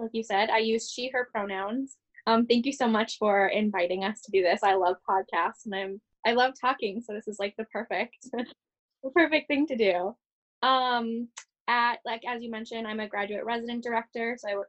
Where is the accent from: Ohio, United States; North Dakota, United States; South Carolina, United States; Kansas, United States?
North Dakota, United States; Fargo; moved away as an adult; also born or lived in Massachusetts; And right now I am actually in Fargo, North Dakota. This is where I'm from. I grew up on the Minnesota-North Dakota border. So I'm far from Massachusetts, far from Merrimack